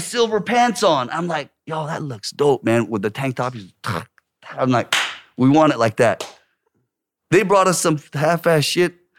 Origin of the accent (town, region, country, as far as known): Orange County, California, United States; born or raised there; moved away as an adult; also born or lived in Korea; now in South Korea